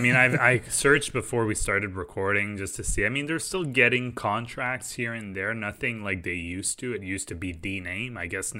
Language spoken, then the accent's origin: English; Quebec, Canada; And obviously, I grew up in Quebec, so I wish all their employees the best of luck.